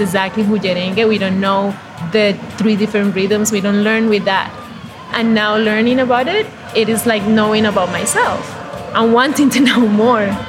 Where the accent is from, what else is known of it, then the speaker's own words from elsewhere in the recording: Colombia; Growing up in Colombia